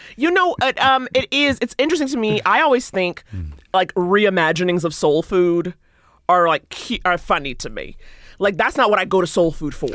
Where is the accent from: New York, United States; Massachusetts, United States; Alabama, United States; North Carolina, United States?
New York, United States; New York City; I grew up in Harlem